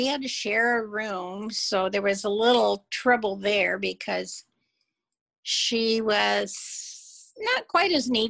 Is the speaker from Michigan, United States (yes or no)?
yes; Albion, Michigan, United States; now in Seattle, United States; I grew up in Albion, Michigan.